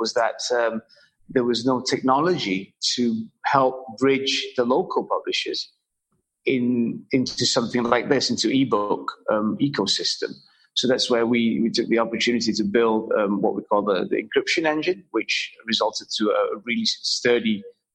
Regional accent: Malaysia; also born or lived in Europe; when I came back to Malaysia from Europe many years back

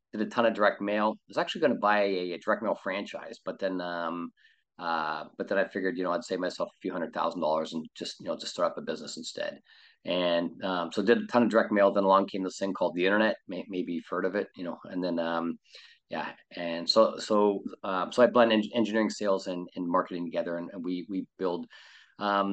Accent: Canada; moved away as an adult; now in California, United States; I'm from Canada. I live in California.

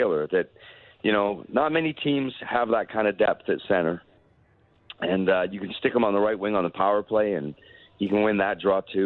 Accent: Canada; As a Canadian

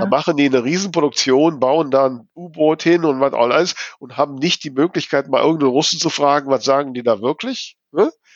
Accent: North Rhine-Westphalia, Germany; ich bin halt hier, ja, am Niederrhein groß geworden

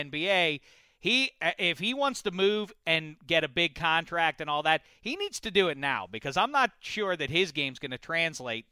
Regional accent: Pittsburgh, Pennsylvania, United States; I'm from Pittsburgh.

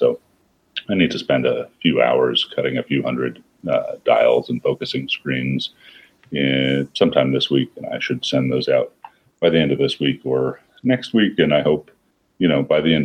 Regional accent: New York City, New York, United States; I grew up in New York. I thought I was a mountain adventurer, which meant that I used to collect backpacking gear and walk around the Bronx

